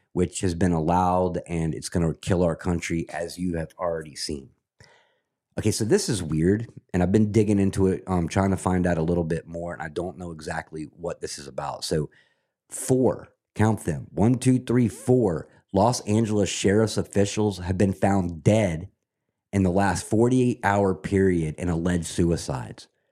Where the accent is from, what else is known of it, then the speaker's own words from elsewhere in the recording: Scotland, United Kingdom; now in United States; I'm a Scot, and I love the country that I'm living in right now. Absolutely love America